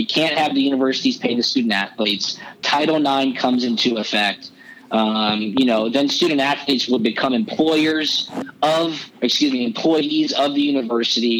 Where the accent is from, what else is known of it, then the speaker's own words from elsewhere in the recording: Atlanta, Georgia, United States; I grew up right here in Atlanta